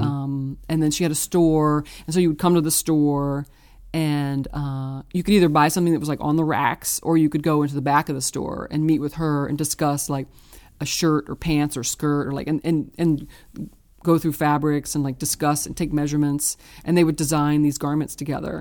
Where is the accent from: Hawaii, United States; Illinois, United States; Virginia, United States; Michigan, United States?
Virginia, United States; Richmond; now in Brooklyn, United States; I was born in Richmond, Virginia.